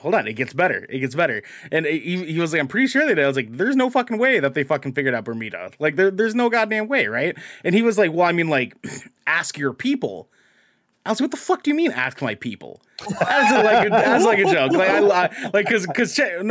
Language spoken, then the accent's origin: English; New Zealand; accent: Kiwi